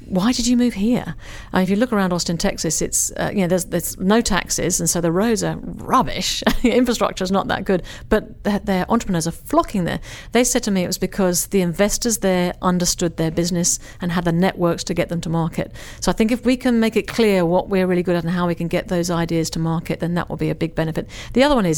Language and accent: English; England, United Kingdom; now in Australia; I'm an English person